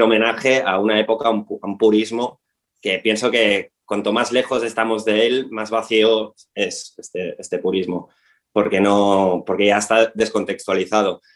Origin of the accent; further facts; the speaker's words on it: Tarragona, Catalonia, Spain; nosotros somos de Tarragona, somos, estamos afincados en Tarragona